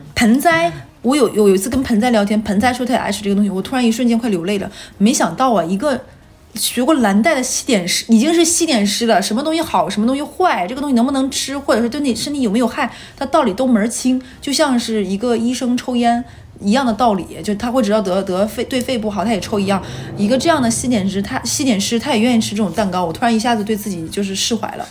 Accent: Northeast China, China; moved away as an adult; 因为东北没有这玩意儿，那个时候老家也没有便利店

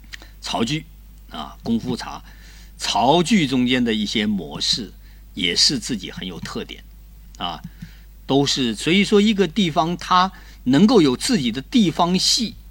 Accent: Fujian, China; now in Guangzhou, China; 我小时候在福建长大，福建喜欢喝茶，

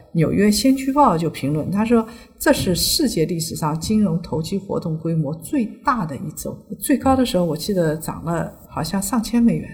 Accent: China; 我们中国人传统排序里边都是士农工商嘛

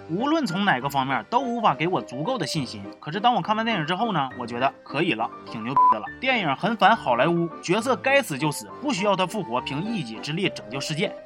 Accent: Wuchang, Heilongjiang, China; moved away; 我老家五常一共就仨电影院

